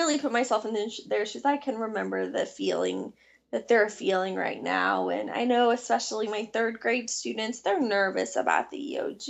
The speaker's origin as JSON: {"language": "English", "region": "Illinois", "country": "United States", "tie": "born or raised there", "moved": "yes", "lives_now": "Charlotte, United States", "said": "as a child growing up in Illinois"}